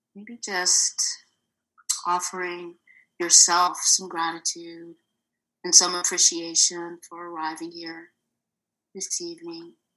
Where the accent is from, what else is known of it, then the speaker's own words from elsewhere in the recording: Bay Area, California, United States; moved away as an adult; also born or lived in Oakland; I am born and raised in the Bay Area. Lived there my whole life